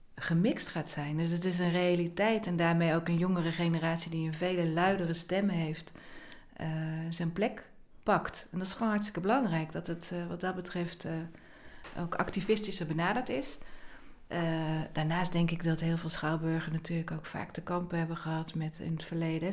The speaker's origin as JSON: {"language": "Dutch", "region": "North Brabant", "country": "Netherlands", "tie": "born or raised there", "said": "ik ben opgegroeid in Brabant"}